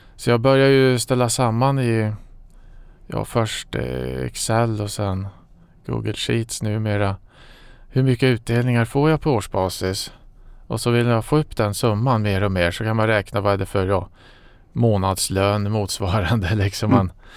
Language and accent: Swedish; Falun, Dalarna County, Sweden; moved away as an adult; jag kommer från eh, Falun